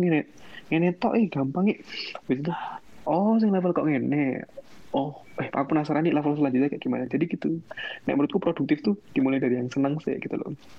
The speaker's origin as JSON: {"language": "Indonesian", "town": "Temanggung", "region": "Central Java", "country": "Indonesia", "tie": "born or raised there", "also_born_or_lived": "Semarang", "moved": "as an adult", "said": "aku kan asli Temanggung"}